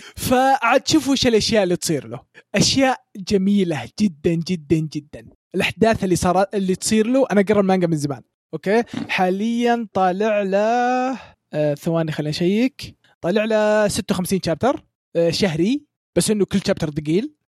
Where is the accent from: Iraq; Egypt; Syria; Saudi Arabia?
Saudi Arabia; عندنا في السعوديه